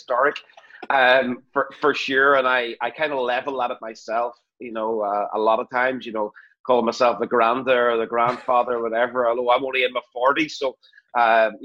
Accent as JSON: {"language": "English", "town": "Belfast", "region": "Northern Ireland", "country": "United Kingdom", "said": "I am from Belfast in Northern Ireland"}